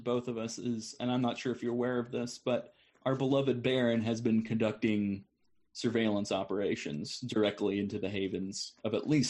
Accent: Chicago, Illinois, United States; Absolutely. I came from Chicago. I understand that. I get it.

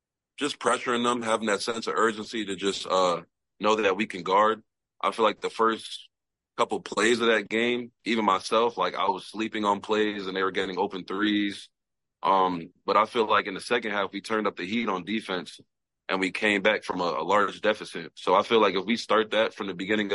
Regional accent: Tobyhanna, Pennsylvania, United States; also born or lived in Manhattan, New York; Grew up my whole life

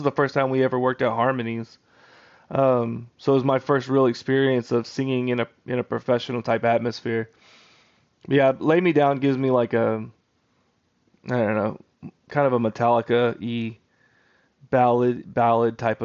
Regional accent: South Texas, United States; also born or lived in Victoria, Texas / Refugio, Texas / San Antonio, Texas; Grew up in all over South Texas

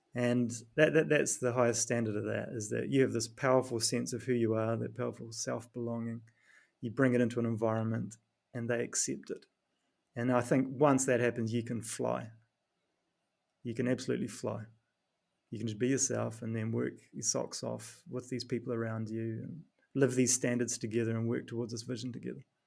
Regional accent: New Zealand; accent: New Zealand; moved away; my New Zealand accent

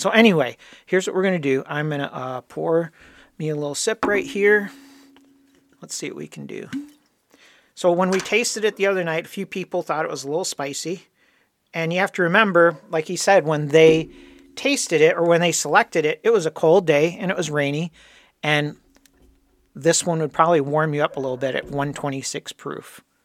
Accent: Dearborn Heights, Michigan, United States; also born or lived in Detroit; my family, we moved from Detroit. We lived down in Detroit proper and moved out to the fancy suburbs of Dearborn Heights

